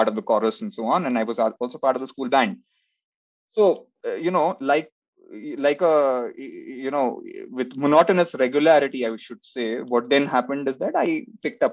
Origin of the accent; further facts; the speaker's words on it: Kolkata, West Bengal, India; I was born in Calcutta, and in heart, it is still Calcutta.